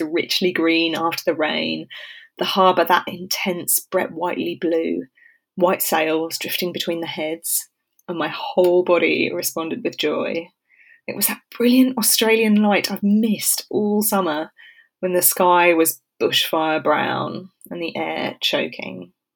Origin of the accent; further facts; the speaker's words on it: South Coast, England, United Kingdom; moved away; I grew up on the South Coast